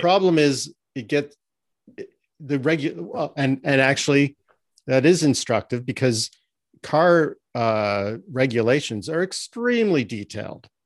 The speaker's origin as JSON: {"language": "English", "country": "Canada", "said": "I'm Canadian."}